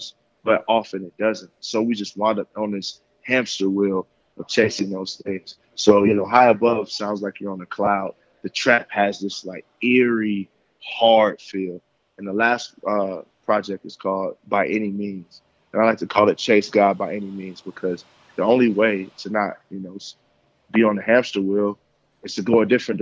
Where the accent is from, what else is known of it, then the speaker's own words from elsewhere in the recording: Tennessee, United States; also born or lived in Michigan; I came from Michigan and I grew up in Tennessee.